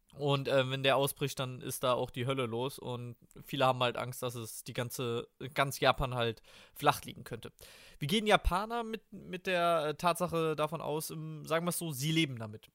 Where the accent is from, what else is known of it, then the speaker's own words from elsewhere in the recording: Germany; als Deutscher